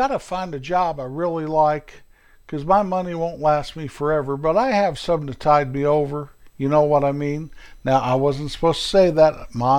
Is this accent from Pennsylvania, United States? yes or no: no; Indiana, United States; No, sir, I'm not. I'm from Indiana. My parents were raised there, and my grandparents were raised there, and I spent the first 18 years of my life there.